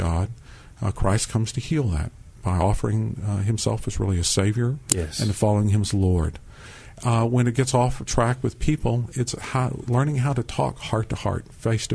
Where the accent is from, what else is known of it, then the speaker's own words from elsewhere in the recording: Boerne, Texas, United States; growing up in Bernie, at that time it was a small German Hispanic community